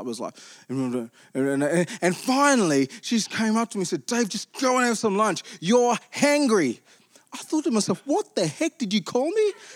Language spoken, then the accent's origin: English; Armidale, New South Wales, Australia; I grew up in Armidale